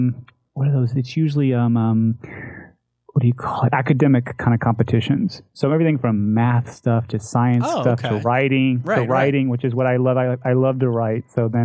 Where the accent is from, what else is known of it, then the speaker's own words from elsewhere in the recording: Kenedy, Texas, United States; moved away as an adult; I grew up there for 18 years, never moved. That's where I was, well, I was born nearby, but still born and raised basically right there. It's all my life.